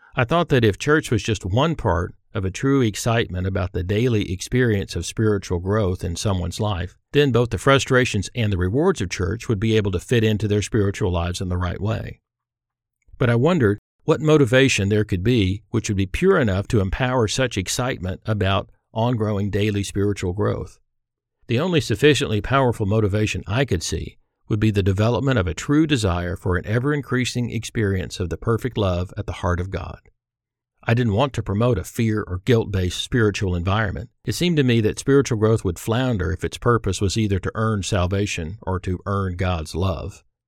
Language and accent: English; Irving, Texas, United States; I grew up in Irving, Texas, where we'd moved for my father to pursue a career in commercial aviation